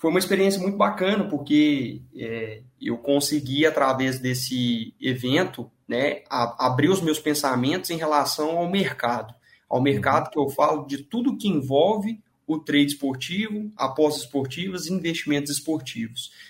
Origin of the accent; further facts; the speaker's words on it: Divinópolis, Minas Gerais, Brazil; sou de Minas Gerais, é {S0} Minas uma cidade perto de {S1} Belo Horizonte, chama Divinópolis, a minha cidade.